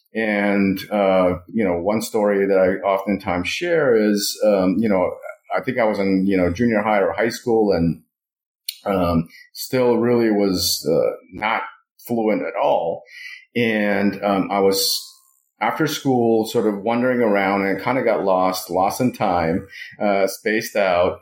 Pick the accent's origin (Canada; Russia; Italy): Russia; Moscow; now in United States; I was born and raised in Moscow